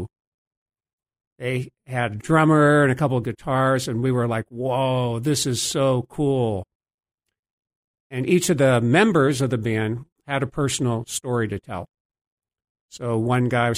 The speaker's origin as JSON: {"language": "English", "town": "DuBois", "region": "Pennsylvania", "country": "United States", "tie": "born or raised there", "also_born_or_lived": "Hanover, New Hampshire", "moved": "as an adult", "lives_now": "Boston, United States", "said": "I grew up in a small town in western Pennsylvania. It's called Dubois"}